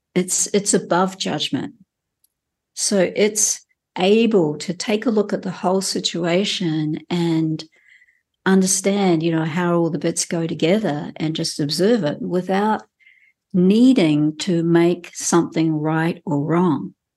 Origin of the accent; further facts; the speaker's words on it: New Zealand; as a Kiwi who's grown up in this country and spent, um, most of my life living here